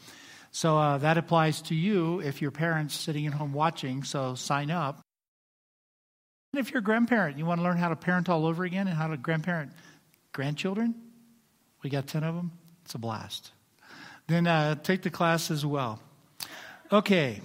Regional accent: United States; I'm also an American and proud of it.

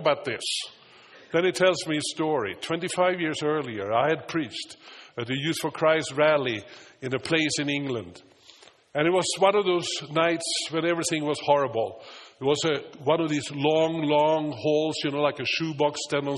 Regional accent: Stockholm, Stockholm County, Sweden; English is a second language; now in United States; when I was 10 years old and a cruise ship came to Stockholm, where I lived.

